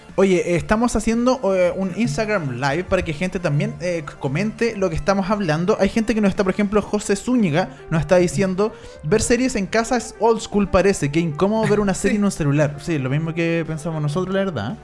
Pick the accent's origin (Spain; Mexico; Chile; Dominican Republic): Chile; somos los chilenos